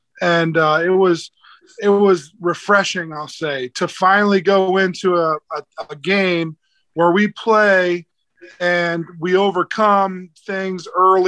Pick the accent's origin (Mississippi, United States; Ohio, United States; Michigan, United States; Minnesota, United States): Ohio, United States; Youngstown; I'm from Youngstown, Ohio. It's a grit town